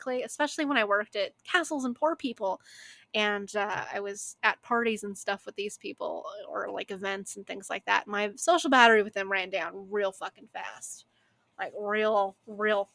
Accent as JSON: {"language": "English", "country": "United States"}